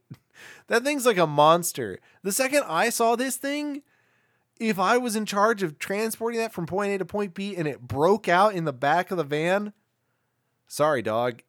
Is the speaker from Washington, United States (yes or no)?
no; Newark, New Jersey, United States; I'm from Newark. I don't know how to do a Newark, New accent